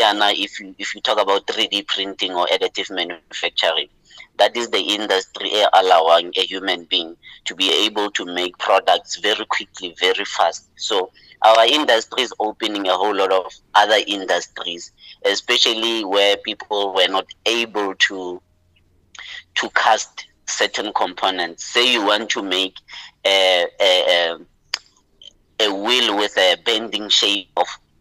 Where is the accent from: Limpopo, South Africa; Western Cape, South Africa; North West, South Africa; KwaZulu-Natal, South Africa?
North West, South Africa; Mahikeng; moved away as an adult; now in Gauteng, South Africa; I'm from Lotlhakane in Mafikeng, you know, the greater Botswana, the only place we call home as Botswana, you know. So I was born there, raised there, lived there, you know, until I went to study at Wits